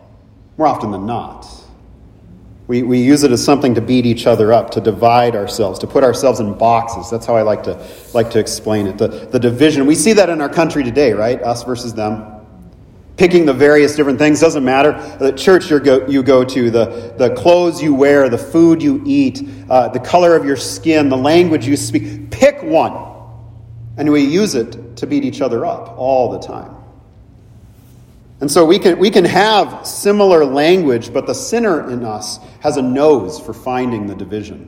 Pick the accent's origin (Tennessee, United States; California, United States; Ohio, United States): California, United States; moved away as an adult; also born or lived in Minnesota; growing up in California, for me, I've spent 25 years in Minnesota, but growing up in California